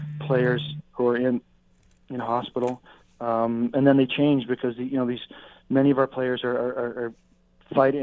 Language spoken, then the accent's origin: English; Nova Scotia, Canada; moved away as an adult; also born or lived in Quebec; now in Canadian Prairies, Canada; I'm from the East Coast. I'm from Nova Scotia, but I lived in Central Canada, lived in Quebec for 20 years, and now I'm on the prairies